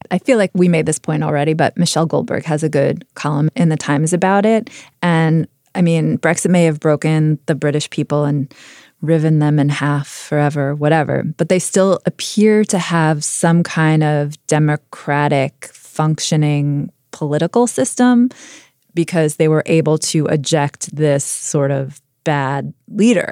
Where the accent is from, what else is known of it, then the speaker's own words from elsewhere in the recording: United States; as an American